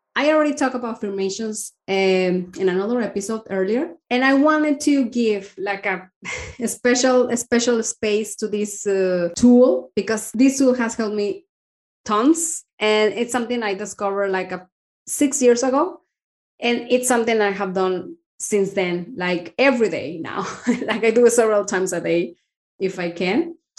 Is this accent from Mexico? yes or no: yes; Mexico; moved away as an adult; now in Denmark; I am from Mexico